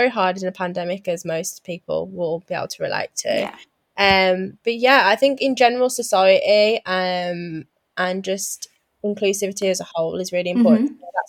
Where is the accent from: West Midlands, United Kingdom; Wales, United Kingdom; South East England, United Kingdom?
West Midlands, United Kingdom; Wolverhampton; born there; also born or lived in Thailand / Bedford; I was born in Wolverhampton. I was born at New Cross Hospital. I did move away. I lived in Thailand and I lived in Bedford for a while.